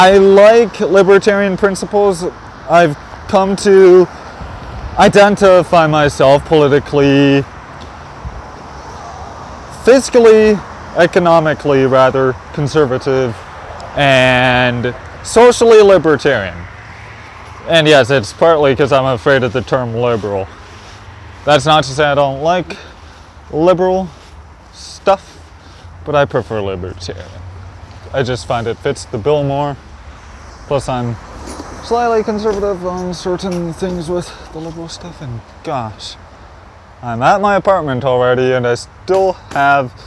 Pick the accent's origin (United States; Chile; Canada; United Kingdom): Canada; I'm a Canadian